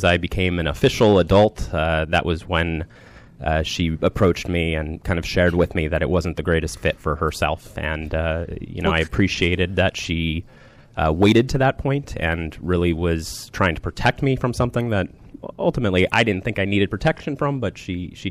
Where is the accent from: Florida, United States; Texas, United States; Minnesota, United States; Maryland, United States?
Maryland, United States; Rockville; I grew up in the Rockville, Maryland area